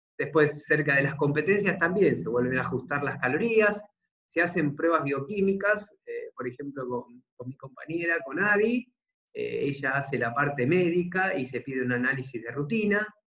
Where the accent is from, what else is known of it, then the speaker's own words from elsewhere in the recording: Argentina; soy de Argentina